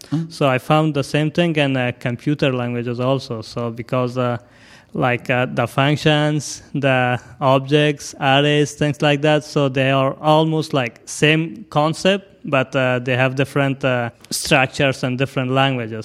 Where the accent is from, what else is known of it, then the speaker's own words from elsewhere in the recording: Afghanistan; also born or lived in Pakistan; now in Seattle, United States; I'm from Afghanistan